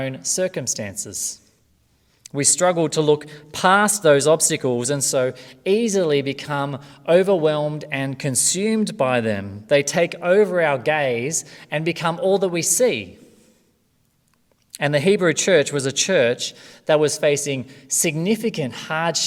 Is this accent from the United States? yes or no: no; Australia; from Australia.